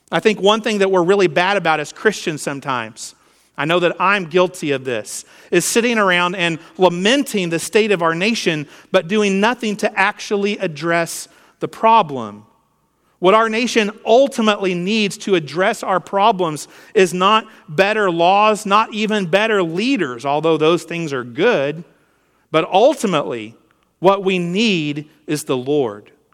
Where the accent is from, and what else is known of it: United States